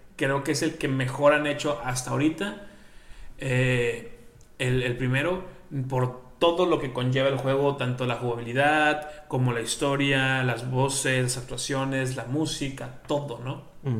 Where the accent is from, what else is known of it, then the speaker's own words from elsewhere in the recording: Mexico; nosotros que somos mexicanos